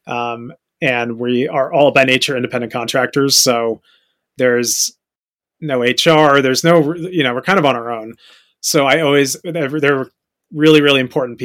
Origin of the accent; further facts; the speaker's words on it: Fairfield, Connecticut, United States; moved away as an adult; now in New York City, United States; I grew up in Fairfield, Connecticut, and I moved to the city immediately after graduating college